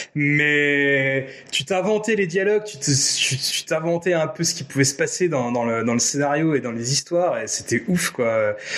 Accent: Nancy, Grand Est, France; avoir vécu euh, mon enfance à Nancy

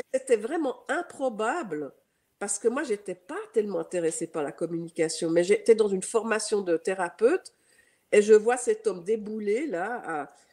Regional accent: Geneva, Switzerland; accent: Swiss; j'ai un accent, euh, je suis suisse, donc euh, je suis née à Genève

